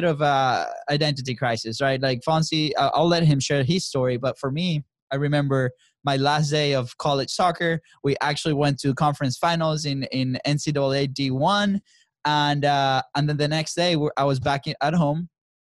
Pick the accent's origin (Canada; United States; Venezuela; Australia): Venezuela; moved away; we grew up in Venezuela. That's where we're from